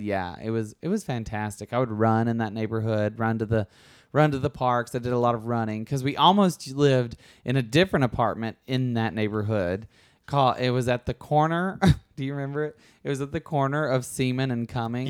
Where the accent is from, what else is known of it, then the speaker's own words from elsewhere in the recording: Alabama, United States; moved away as an adult; also born or lived in New York; now in Los Angeles, United States; I grew up in Alabama.